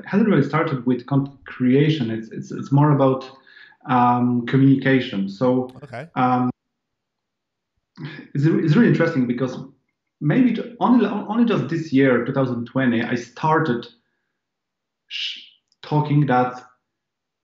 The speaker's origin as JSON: {"language": "English", "country": "Poland", "tie": "born or raised there", "second_language": "English", "said": "I'm not a native English speaker. I'm Polish. I was born in Poland."}